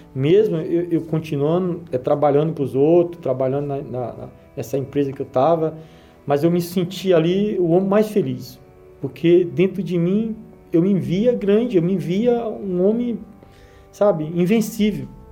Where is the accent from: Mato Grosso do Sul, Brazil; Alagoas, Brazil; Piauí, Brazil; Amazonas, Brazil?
Alagoas, Brazil; accent: nordestino; now in São Paulo, Brazil; o meu português não é, não é um português correto, pelo fato de eu ser é, nordestino também